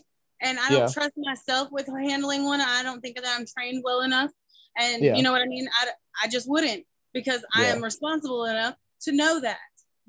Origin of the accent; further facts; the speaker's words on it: the South, United States; accent: southern; I have three brothers and I'm from the South